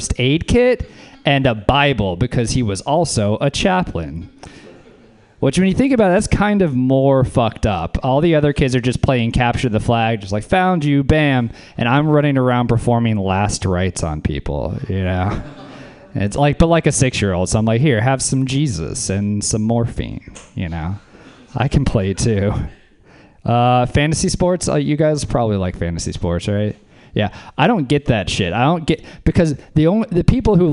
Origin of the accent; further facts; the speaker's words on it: Louisiana, United States; moved away; I'm from Louisiana, actually. I was raised by a hippie down south